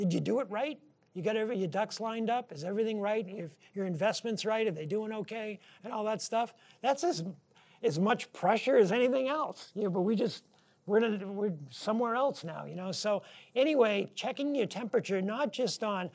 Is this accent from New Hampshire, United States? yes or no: yes; New Hampshire, United States; moved away as an adult; our friends growing up in New Hampshire